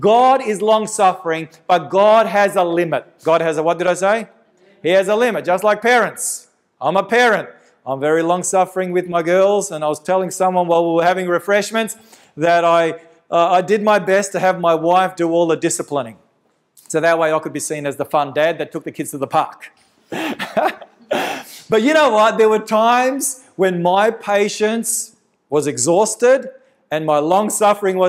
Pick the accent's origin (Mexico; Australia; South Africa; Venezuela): Australia; Victoria; my home state in Victoria